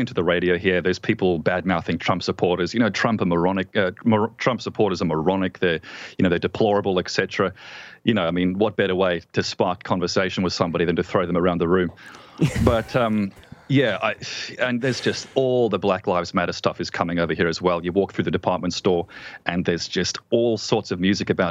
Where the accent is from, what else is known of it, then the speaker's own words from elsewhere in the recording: Australia; as an Australian